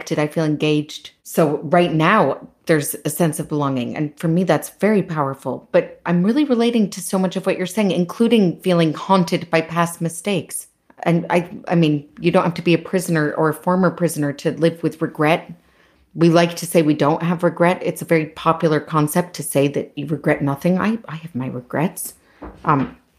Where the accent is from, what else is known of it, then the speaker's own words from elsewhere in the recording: United States; as an American